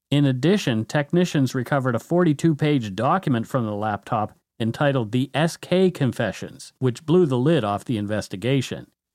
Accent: Canada; We are ordinary Canadian schmucks

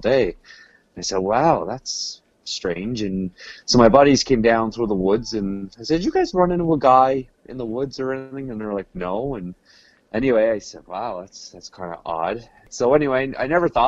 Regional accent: Cape Breton Island, Nova Scotia, Canada; I'm from Cape Breton Island, Nova Scotia.

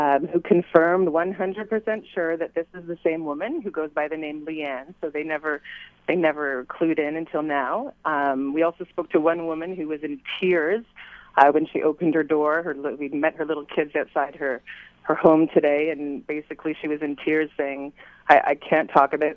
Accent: Ottawa, Ontario, Canada; now in Montreal, Canada; I grew up in Ottawa

